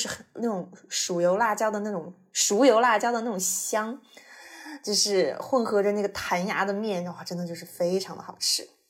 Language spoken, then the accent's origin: Chinese; Chengdu, Sichuan, China; 作为一个成都人，